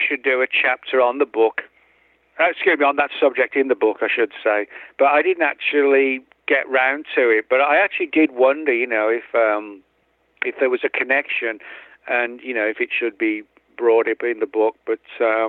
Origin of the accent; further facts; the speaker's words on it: England, United Kingdom; moved away; me growing up in England